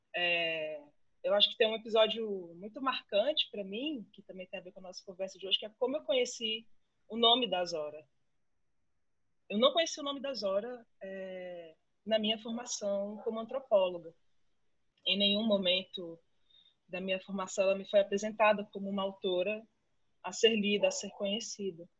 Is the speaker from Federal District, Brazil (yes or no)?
yes; Brasília, Federal District, Brazil; eu sou de Brasília e fiz toda a minha, toda a minha formação acadêmica de graduação, mestrado e doutorado aqui na UNB